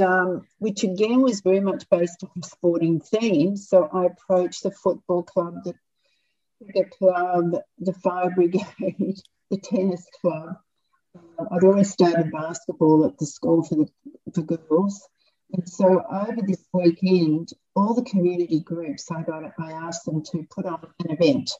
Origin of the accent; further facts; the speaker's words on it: Melbourne, Victoria, Australia; I grew up in Melbourne fire stations, Dad ended up deputy chief